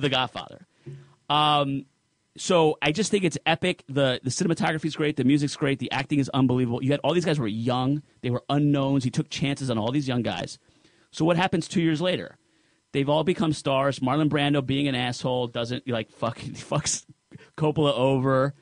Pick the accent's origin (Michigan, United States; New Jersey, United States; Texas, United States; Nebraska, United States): New Jersey, United States; I'm Sicilian from Jersey